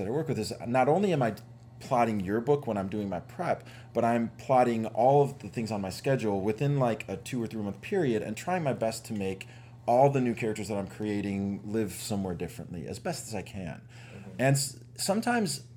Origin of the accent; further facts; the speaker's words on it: Chicago, Illinois, United States; I grew up in an Italian neighborhood in Chicago